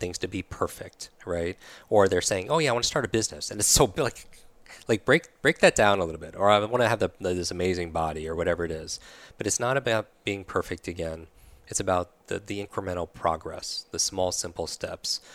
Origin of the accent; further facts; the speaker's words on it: New York, United States; moved away; I'm from New York originally